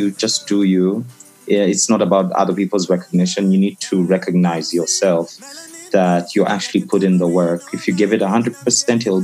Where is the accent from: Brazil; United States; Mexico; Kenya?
Kenya; I'm from Africa. I am African first and Kenyan second.